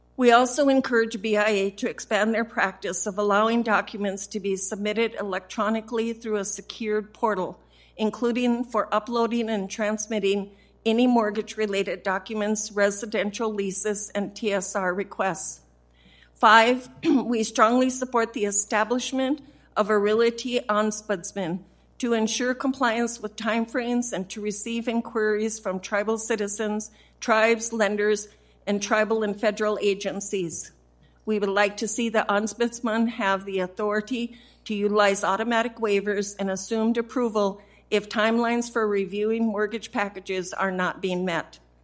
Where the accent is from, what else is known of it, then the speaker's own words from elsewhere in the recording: South Dakota, United States; from my home state of South Dakota